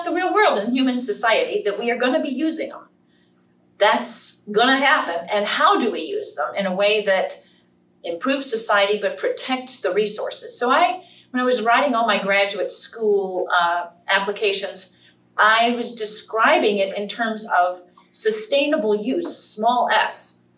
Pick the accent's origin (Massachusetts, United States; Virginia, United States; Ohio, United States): Virginia, United States; Norfolk; So I, too, was a city girl. I was raised in Norfolk, Virginia.